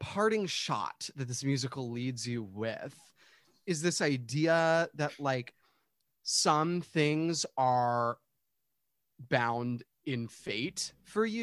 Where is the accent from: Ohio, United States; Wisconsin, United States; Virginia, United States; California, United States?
Virginia, United States; Fairfax County; I'm from Fairfax County, Virginia, just outside of DC